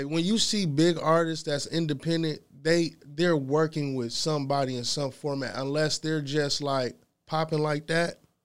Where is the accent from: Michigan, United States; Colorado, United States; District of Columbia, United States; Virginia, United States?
Michigan, United States; Ypsilanti; I'm from Ypsilanti. Small city.